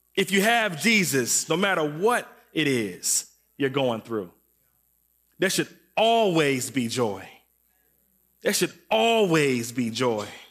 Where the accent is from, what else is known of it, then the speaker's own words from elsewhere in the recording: Waukegan, Illinois, United States; I was from Waukegan, and I went to a sc, uh, elementary school called Glenwood.